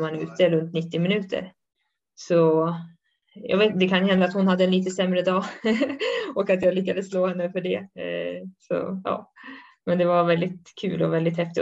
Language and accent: Swedish; Sweden; now in Switzerland